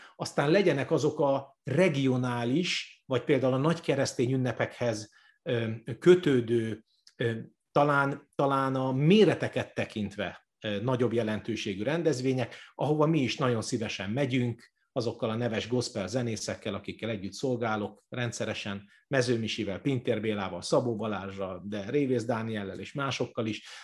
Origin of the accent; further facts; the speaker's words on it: Budakalász, Pest, Hungary; Budakalásson volt nekem az első gyülekezet plántálásom, a szülővárosomban, ahol fel is nőttünk.